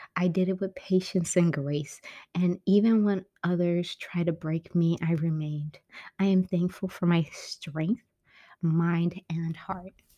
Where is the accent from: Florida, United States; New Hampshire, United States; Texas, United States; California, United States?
California, United States; San Francisco; moved away as an adult; my hometown, which I was born and raised, um, San Francisco